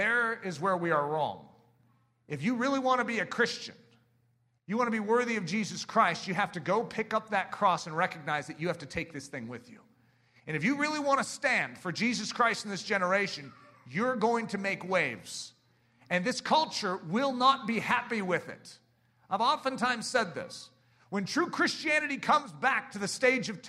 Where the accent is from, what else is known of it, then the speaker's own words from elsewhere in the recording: United States; I love being an American